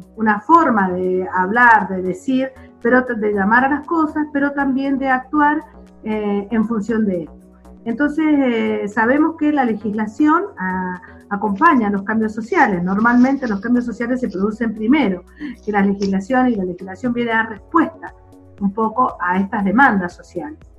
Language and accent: Spanish; San Carlos department, Mendoza, Argentina; nuestro departamento de San Carlos